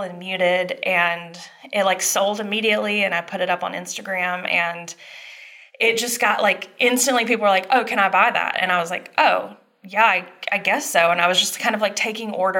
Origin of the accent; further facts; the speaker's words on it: Dublin, Georgia, United States; moved away; my hometown. So I'm from Dublin, Georgia.